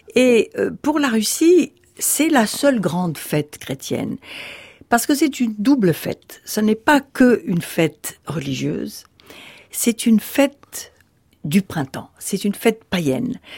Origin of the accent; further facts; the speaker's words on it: Rabat, Rabat-Salé-Kénitra, Morocco; now in France; là où je suis né, à Rabat, tout de suite après la guerre